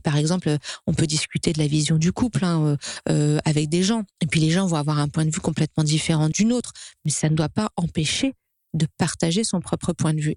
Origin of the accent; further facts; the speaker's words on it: France; en tant que Français